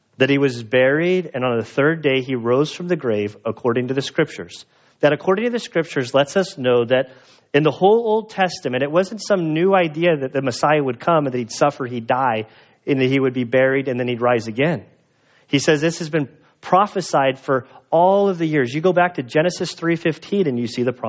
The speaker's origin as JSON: {"language": "English", "country": "United States", "said": "I'm an American"}